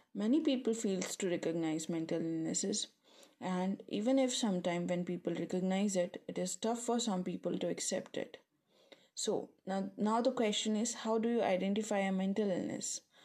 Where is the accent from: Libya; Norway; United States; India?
India; moved away as an adult; now in Nottingham, United Kingdom; I'm from India. And I recently moved to United Kingdom to pursue my master's in broadcast journalism from Nottingham Trent University